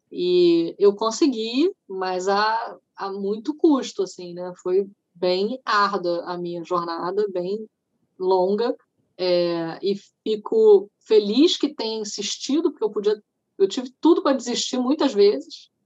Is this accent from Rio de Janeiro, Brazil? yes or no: yes; Niterói, Rio de Janeiro, Brazil; Niterói, que é a minha cidade natal